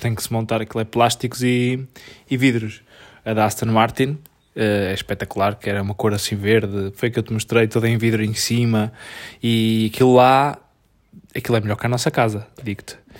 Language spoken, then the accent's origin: Portuguese; Portugal; nós somos tugas